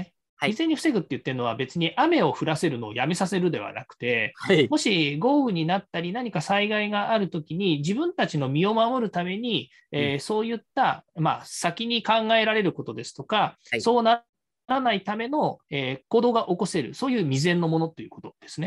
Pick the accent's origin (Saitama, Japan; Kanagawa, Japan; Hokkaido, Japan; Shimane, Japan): Saitama, Japan; also born or lived in Nerima, Tokyo; now in Tokyo, Japan; 埼玉県出身なんですけど、私がまあ小さい頃ね、子供の頃っていうのは、あの大雪ずっと降ってたんですよね